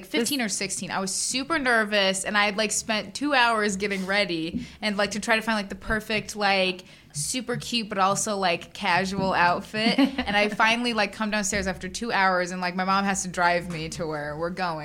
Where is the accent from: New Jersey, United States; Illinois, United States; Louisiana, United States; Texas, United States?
Illinois, United States; We grew up in Illinois